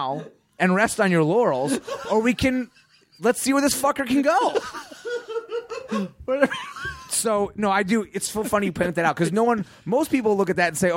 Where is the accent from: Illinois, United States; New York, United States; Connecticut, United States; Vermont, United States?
Illinois, United States; Chicago; I grew up in Chicago